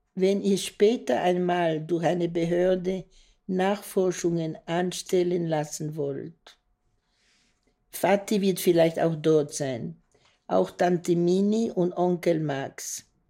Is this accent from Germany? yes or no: no; Brussels, Brussels-Capital Region, Belgium; Ich bin 28. Äh, April 1942 geboren in Brüssel